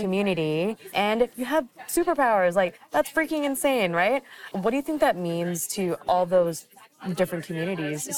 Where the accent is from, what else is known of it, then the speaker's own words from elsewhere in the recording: Vancouver, British Columbia, Canada; I'm from Vancouver